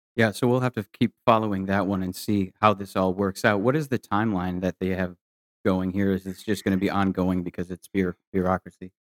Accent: Michigan, United States; now in Texas, United States; I'm from Michigan. Nine months of winter was never, was never fun for me

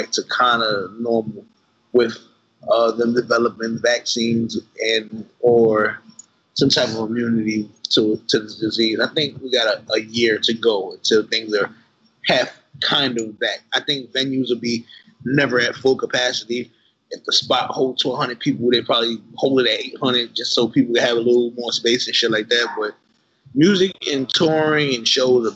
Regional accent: New York, United States; I'm from Brooklyn

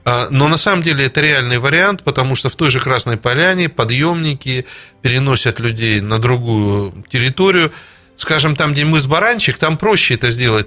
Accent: Kharkiv, Kharkiv Oblast, Ukraine; moved away; Я сам выходец с Украины, с города Харькова

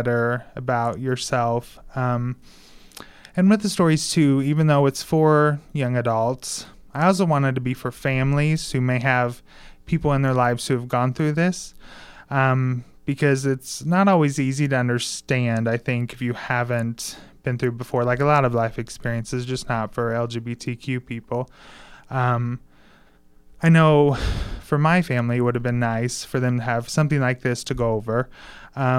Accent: Mitchell, Indiana, United States; moved away as an adult; now in Bloomington, United States; where I grew up in Mitchell, there's only really one variety of religion.

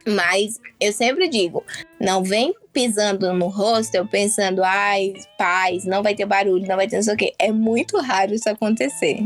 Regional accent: Alagoas, Brazil; eu sou alagoana

